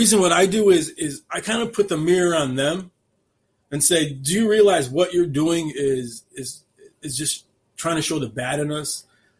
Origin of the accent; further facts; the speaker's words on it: Chicago, Illinois, United States; I'm from this area. I'm from the Chicagoland area, and I don't rep people like him.